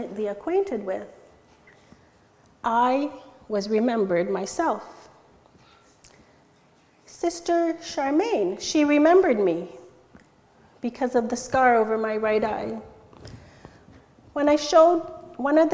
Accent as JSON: {"language": "English", "town": "Stayner", "region": "Ontario", "country": "Canada", "tie": "born or raised there", "also_born_or_lived": "India", "second_language": "English", "said": "Almost immediately upon arriving in Canada, I was enrolled in Bing Public School in Stayner"}